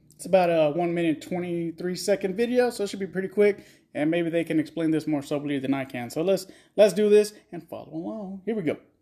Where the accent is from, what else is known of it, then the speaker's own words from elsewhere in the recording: Texas, United States; I'm from Texas